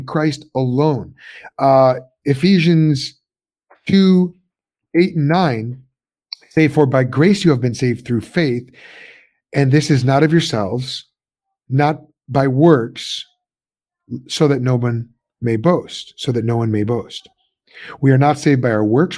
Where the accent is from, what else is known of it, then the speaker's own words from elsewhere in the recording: suburbs of Chicago, Illinois, United States; moved away as an adult; also born or lived in Pennsylvania; I'm from Illinois originally, suburbs of Chicago